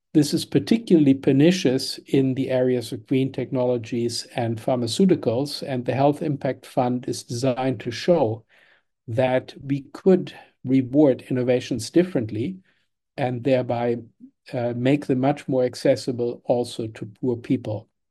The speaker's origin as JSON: {"language": "English", "country": "Germany", "tie": "born or raised there", "moved": "yes", "said": "I was born in Germany in the nineteen fifties"}